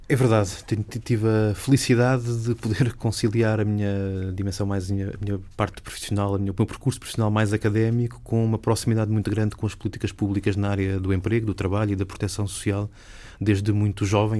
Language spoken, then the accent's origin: Portuguese; Lisbon, Portugal; sou cresci em Lisboa, estudei em Lisboa